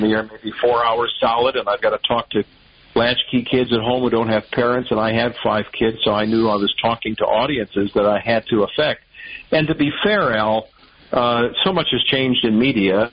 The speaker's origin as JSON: {"language": "English", "town": "Chicago", "region": "Illinois", "country": "United States", "tie": "born or raised there", "also_born_or_lived": "Evansville, Indiana / Cape Girardeau, Missouri / Little Rock, Arkansas", "moved": "as an adult", "lives_now": "Detroit, United States", "said": "I grew up in Chicago, uh, right in the city, northwest side"}